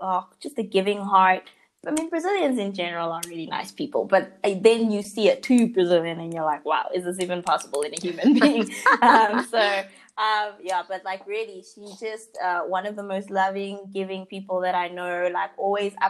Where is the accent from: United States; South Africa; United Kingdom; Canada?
South Africa; growing up in South Africa